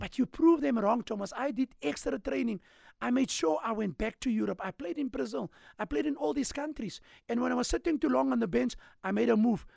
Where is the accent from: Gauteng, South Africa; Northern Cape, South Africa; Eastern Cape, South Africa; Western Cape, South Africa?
Western Cape, South Africa; Cape Town; also born or lived in Claremont, Cape Town / Hanover Park, Cape Town; So I grew up in, in, in, we call it Rondersvlei, all right, where I lived with my mother